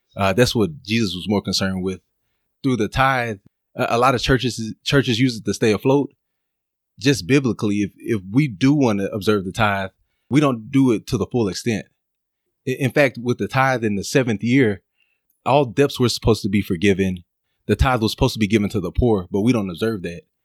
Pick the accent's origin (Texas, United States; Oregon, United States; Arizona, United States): Texas, United States; Dallas; now in Los Angeles, United States; I'm from Dallas, Texas